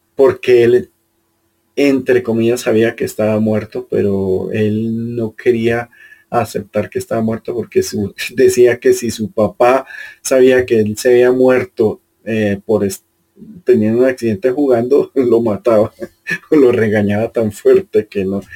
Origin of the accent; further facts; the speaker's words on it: Caribbean Region, Colombia; now in Bogotá, Colombia; yo en cambio vengo del Caribe que, es, que es, casi que lo opuesto